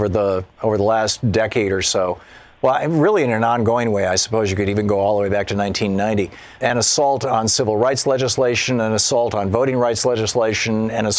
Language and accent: English; Michigan, United States; the Republican House in Michigan, my home state